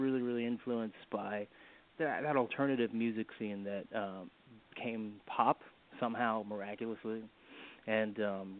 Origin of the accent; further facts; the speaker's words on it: New York City, New York, United States; I grew up in Brooklyn, born and raised in Brooklyn, actually. And I'm still here